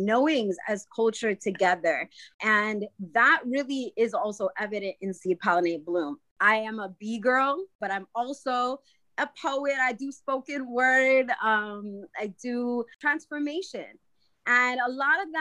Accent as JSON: {"language": "English", "town": "Waukesha", "region": "Wisconsin", "country": "United States", "tie": "born or raised there", "said": "as somebody who identifies as an Indigenous woman growing up in Waukesha, Wisconsin"}